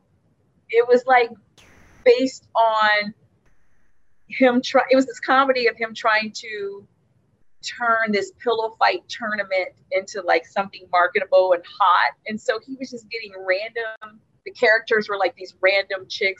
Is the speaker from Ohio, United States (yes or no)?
yes; Cincinnati, Ohio, United States; I'm from Cincinnati